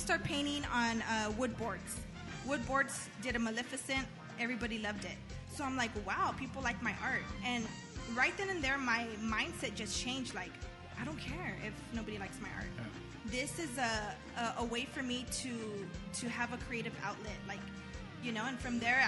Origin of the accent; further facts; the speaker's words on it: Whittier, California, United States; I grew up in Whittier since I moved here when I was like 4